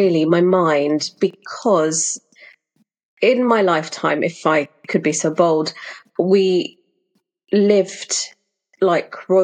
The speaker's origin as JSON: {"language": "English", "country": "Mauritius", "tie": "born or raised there", "also_born_or_lived": "London", "moved": "yes", "said": "I was born in London, but when I was around 8 years old, my family up sticks and we moved out to Mauritius. And that's where my family are actually from. So we lived there for quite some time"}